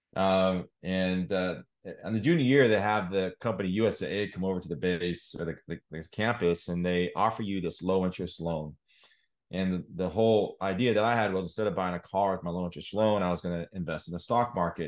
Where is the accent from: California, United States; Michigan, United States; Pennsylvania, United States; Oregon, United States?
Oregon, United States; Salem; moved away as an adult; now in Oklahoma City, United States; born and raised in Salem, Oregon